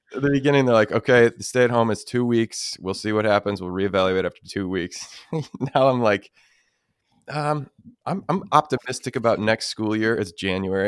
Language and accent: English; United States; being American